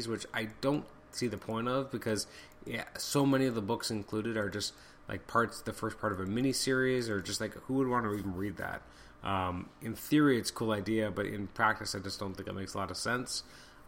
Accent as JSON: {"language": "English", "country": "Canada", "said": "I'm Canadian."}